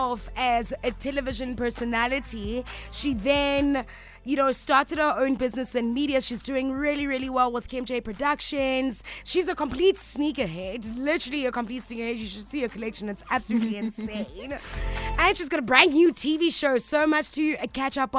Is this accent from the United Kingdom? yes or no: no; South Africa; I'm South African